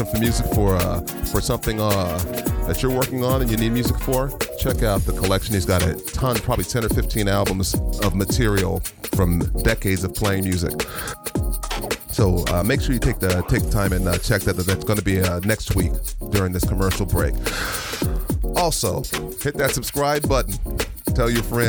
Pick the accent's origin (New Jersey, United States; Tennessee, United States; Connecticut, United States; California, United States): California, United States; La Puente; I was raised in Lapa-Winnie, so I was raised in a rough neighborhood